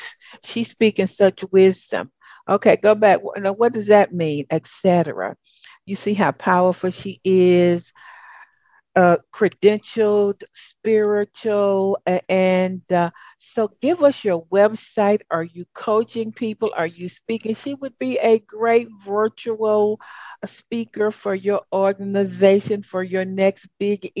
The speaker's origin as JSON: {"language": "English", "region": "the South", "country": "United States", "accent": "Southern", "said": "my old Southern accent"}